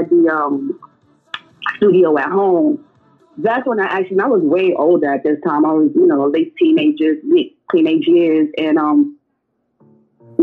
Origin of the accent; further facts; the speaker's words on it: New York City, New York, United States; I grew up here in Brooklyn, New York. My family is from Honduras, Central America